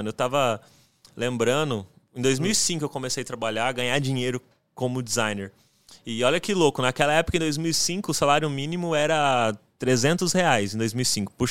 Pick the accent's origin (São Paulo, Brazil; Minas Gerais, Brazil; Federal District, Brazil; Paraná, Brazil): São Paulo, Brazil; José Bonifácio; E ainda mais na minha cidade, que eu sou lá de José Bonifácio, é interiorzão, cara.